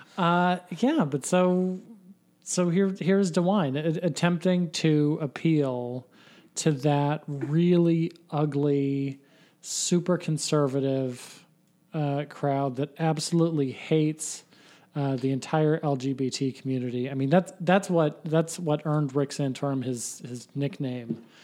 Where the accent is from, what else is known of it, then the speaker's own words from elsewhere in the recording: Troy, Ohio, United States; my hometown church, uh, that I used to go to when I was a kid